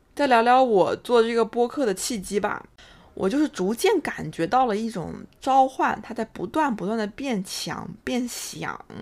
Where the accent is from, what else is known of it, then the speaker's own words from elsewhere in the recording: China; moved away as an adult; also born or lived in Connecticut, United States; now in New York, United States; 在国内读完高中之后呢，我就来到了美国留学